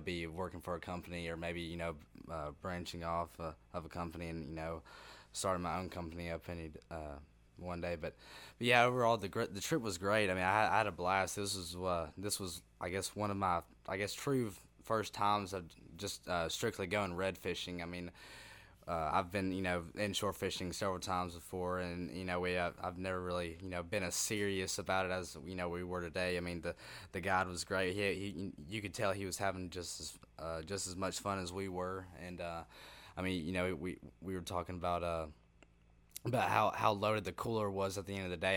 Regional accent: Helena, Alabama, United States; I'm from Helena High School that's where I graduated

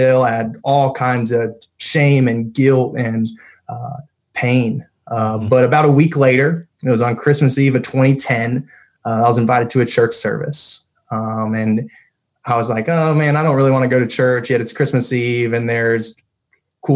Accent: Raleigh, North Carolina, United States; I'm from the Raleigh area. I had a house that was off of Falls and Noose Road. I was over there kind of the Litchfield area, and had a horrible speech impediment as a kid

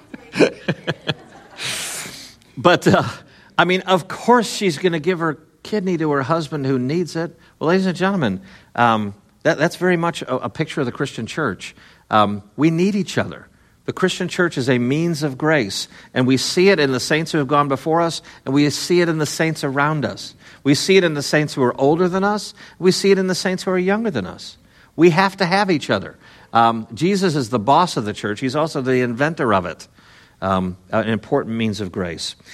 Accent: Chicago, Illinois, United States; growing up in Chicago, I was born in Chicago, but I lived in the suburbs, the n, the northwest suburbs

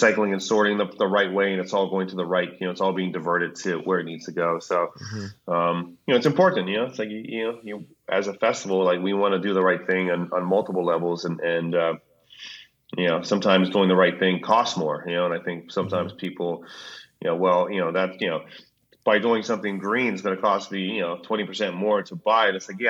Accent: Hawaii, United States; I grew up in Hawaii

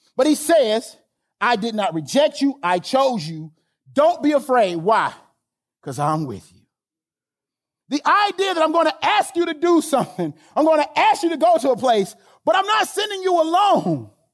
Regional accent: Alabama, United States; I'm from Alabama

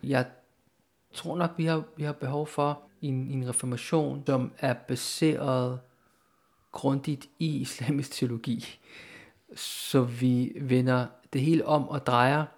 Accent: Denmark; jeg er opvokset i Danmark

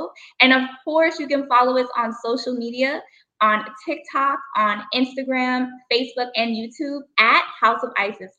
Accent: Bermuda; now in United States; That's where we're originally from. We are island girls, so we're originally from the island of Bermuda.

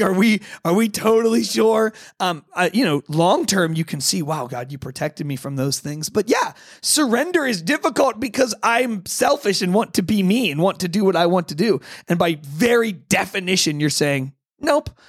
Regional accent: United States; I'm an American

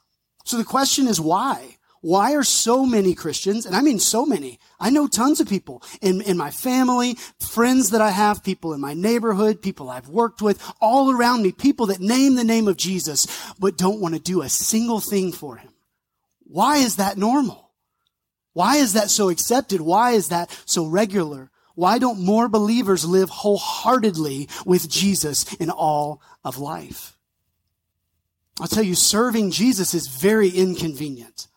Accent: North Mississippi, United States; I grew up around North Mississippi, so hot, humid.

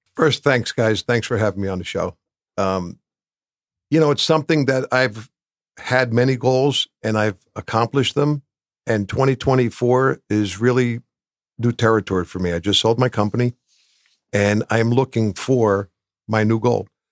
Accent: Bloomfield, New Jersey, United States; I grew up in Bloomfield.

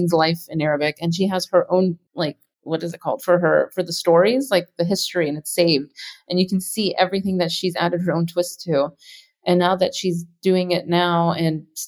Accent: Texas, United States; I grew up on it in Texas

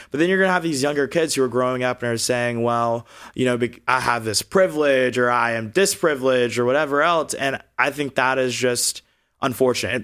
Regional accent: Augusta, Georgia, United States; moved away as an adult; also born or lived in Alabama; now in Los Angeles, United States; I was born and raised in the state of Georgia

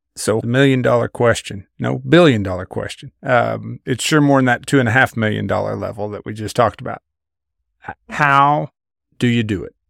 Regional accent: Kansas, United States; I grew up in Kansas in a very market-driven, value-based household

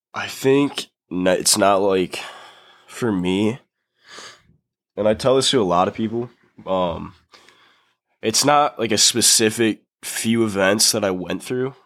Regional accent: Grand Rapids, Michigan, United States; I grew up in Grand Rapids, Michigan

